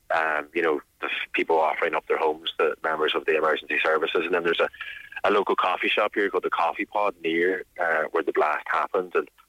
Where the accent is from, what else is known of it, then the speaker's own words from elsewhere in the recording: Lifford, Ulster, Ireland; now in Dublin, Ireland; I'm from Lifford in County Donegal originally, which is only 30 miles away here from Chrísla.